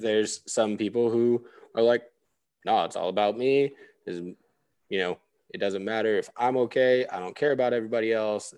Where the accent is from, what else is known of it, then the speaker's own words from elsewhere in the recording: the mountains in California, United States; moved away as an adult; also born or lived in Orange County, California; now in Austin, United States; I'm from, like, the mountains in California and, like, a tiny little podunk town that got its first stoplight after I graduated high school. Like, small town.